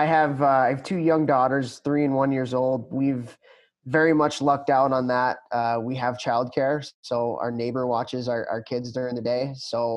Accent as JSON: {"language": "English", "town": "Chicago", "region": "Illinois", "country": "United States", "tie": "born or raised there", "said": "Bulls, you know, I grew up in the Jordan era, so that was huge in Chicago. But the Blackhawks when I was growing up were terrible."}